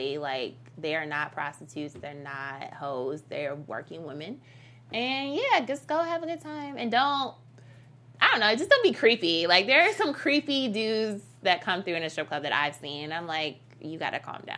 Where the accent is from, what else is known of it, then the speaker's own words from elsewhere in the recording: Detroit, Michigan, United States; my hometown in Detroit